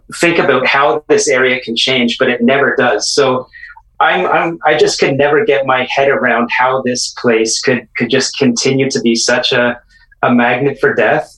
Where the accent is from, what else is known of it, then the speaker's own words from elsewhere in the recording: Toronto, Ontario, Canada; moved away as an adult; also born or lived in Vancouver; I'm I'm from the East Toronto area